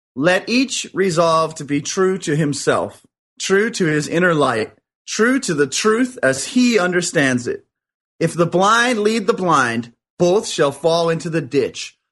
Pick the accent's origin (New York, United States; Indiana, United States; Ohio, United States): New York, United States; now in Culver City, United States; I was originally from New York.